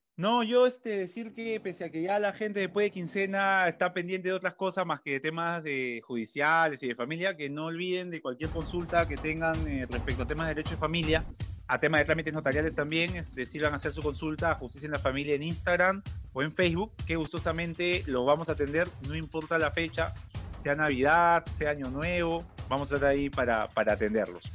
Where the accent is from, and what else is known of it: Peru